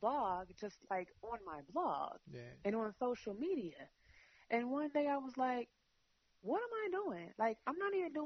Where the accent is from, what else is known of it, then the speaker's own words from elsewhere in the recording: Chicago, Illinois, United States; I'm from Chicago. Chicago is a city of hustlers